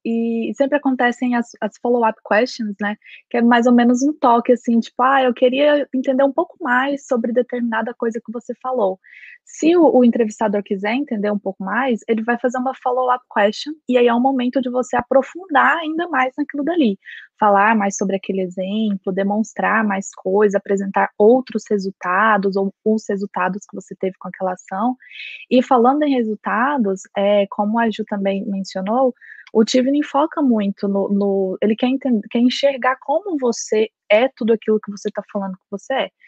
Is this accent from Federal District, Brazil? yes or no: no; Goiânia, Goiás, Brazil; moved away as an adult; now in Belfast, United Kingdom; eu sou de Goiás, Goiânia e Goiás